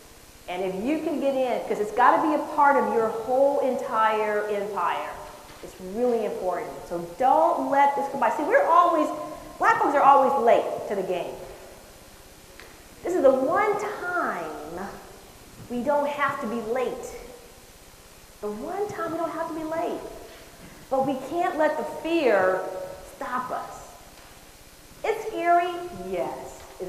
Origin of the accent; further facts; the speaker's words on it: San Francisco, California, United States; I'm from the Bay Area, San Francisco area.